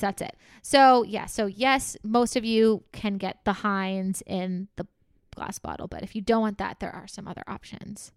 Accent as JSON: {"language": "English", "country": "Canada", "said": "we're Canadian"}